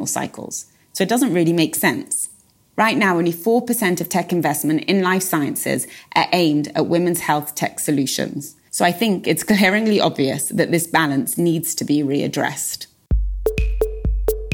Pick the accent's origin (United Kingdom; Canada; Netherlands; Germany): United Kingdom; England; moved away as an adult; now in Israel; I'm originally from England. I moved to Israel around 14 years ago